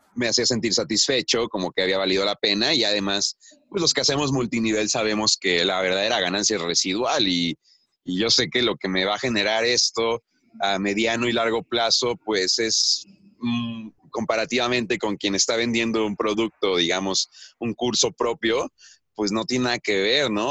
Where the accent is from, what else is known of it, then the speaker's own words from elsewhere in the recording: Mexico City, Mexico; moved away as an adult; now in Oaxaca, Mexico; yo crecí en la Ciudad de México y trabajé en la Ciudad de México